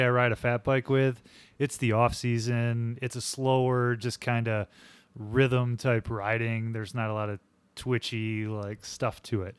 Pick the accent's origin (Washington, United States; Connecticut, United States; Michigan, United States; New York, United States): Michigan, United States; Holland; I'm from Holland, and so I go to Riley Trails a lot in Holland